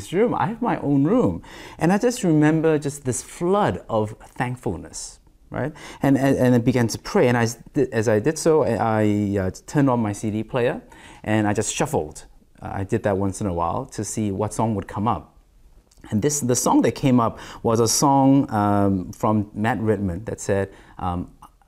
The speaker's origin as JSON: {"language": "English", "country": "Australia", "tie": "born or raised there", "said": "Growing up in Australia during my adolescence and then my teens, I didn't have a room to call my own"}